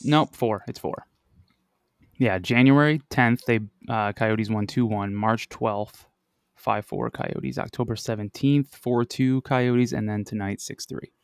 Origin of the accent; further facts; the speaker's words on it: Buffalo, New York, United States; moved away as an adult; now in Arizona, United States; I'm originally from Buffalo